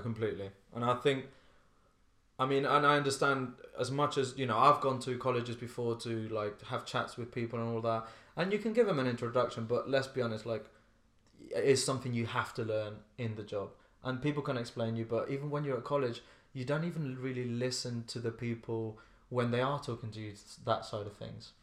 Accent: Ibiza, Balearic Islands, Spain; moved away as an adult; also born or lived in Slough; now in London, United Kingdom; I grew up in Ibiza, and I danced from when I was eight

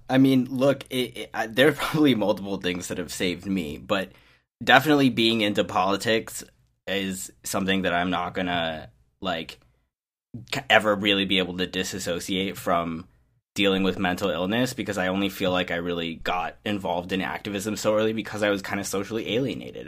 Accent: Champaign, Illinois, United States; as a high schooler in the, you know, middle of nowhere, or at least we were, we were supposed to be the big city in the middle of nowhere, but, you know, I'm from Champaign, Illinois

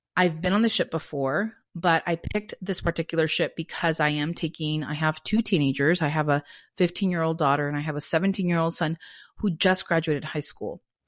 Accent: Santa Monica, California, United States; I'm from Los Angeles, born and raised in Santa Monica

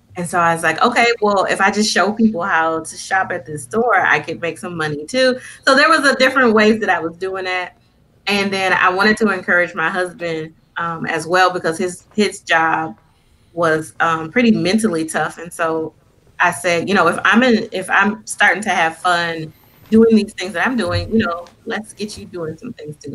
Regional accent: Flint, Michigan, United States; moved away as an adult; now in Lansing, United States; I'm originally from Flint, Michigan, and uh, I was born and raised there for the most part.

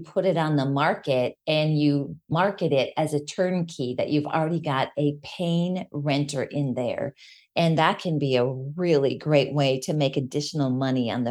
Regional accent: Minnesota, United States; moved away; also born or lived in Colorado; Growing up in Minnesota and in Colorado, living there for a little bit, you don't have detached laundry rooms

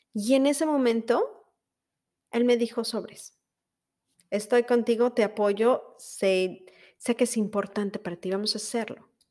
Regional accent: Mexico; first language Spanish; now in United States; Soy mexicana y como tal hablo español.

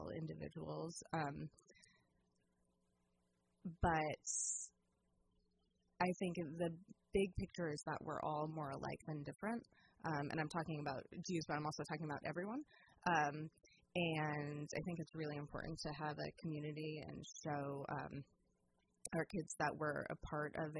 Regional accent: San Diego, California, United States; also born or lived in New Jersey / Santa Cruz, California; now in Petaluma, United States; I grew up in California and went to college at Santa Cruz and met my husband there

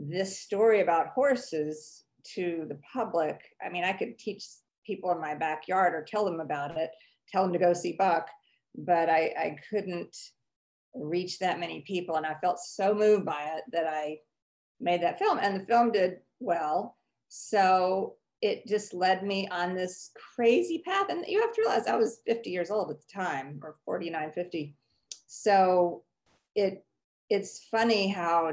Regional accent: Mississippi, United States; moved away as an adult; also born or lived in New York; I am a Southern girl. I grew up in Mississippi, and then I moved to New York when I was in my 20s

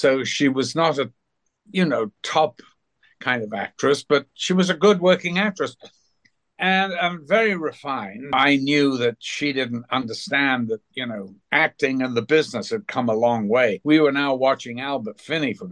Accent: United Kingdom; moved away as an adult; now in California, United States; I haven't lived there for a long time

